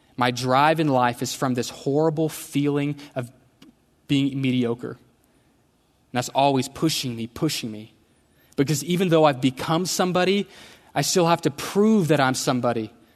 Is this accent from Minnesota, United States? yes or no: no; Houston, Texas, United States; I grew up in Houston